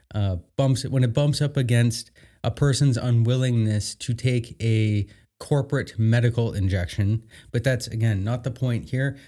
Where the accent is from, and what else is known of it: Canada